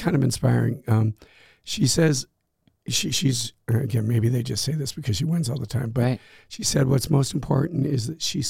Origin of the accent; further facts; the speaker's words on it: Durango, Colorado, United States; moved away as an adult; also born or lived in Gaming, Austria; I grew up in Colorado, so I skied all the time.